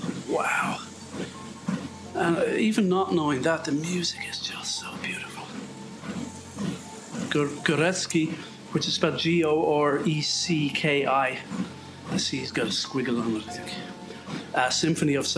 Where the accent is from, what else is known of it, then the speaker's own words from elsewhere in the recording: near Galway, Connacht, Ireland; accent: Irish; moved away; Galway, up the road from where I grew up